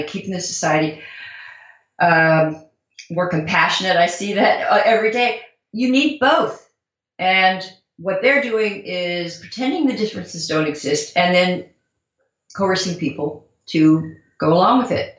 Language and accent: English; Southern California, United States; I'm from Southern California. I was a flower child, a protester, a hippie